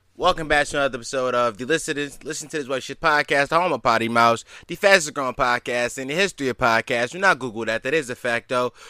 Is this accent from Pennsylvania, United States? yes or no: yes; Philadelphia, Pennsylvania, United States; the city of Philadelphia, my hometown.